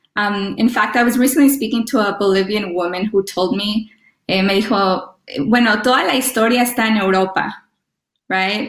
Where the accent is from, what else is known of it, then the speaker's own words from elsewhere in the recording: Los Angeles, California, United States; first language Spanish; English is a second language; I was born in, in LA of Mexican parents